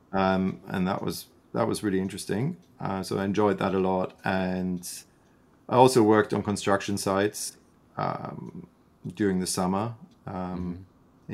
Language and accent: English; Freiburg, Baden-Württemberg, Germany; moved away as an adult; also born or lived in London, United Kingdom; now in Canada; grew up in in Freiburg, which is um, a university town and a historic city